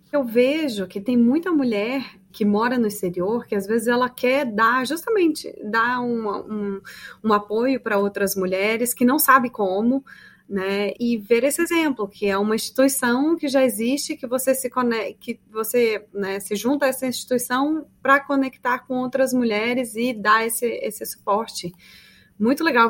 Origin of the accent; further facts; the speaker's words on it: Brazil; nós brasileiros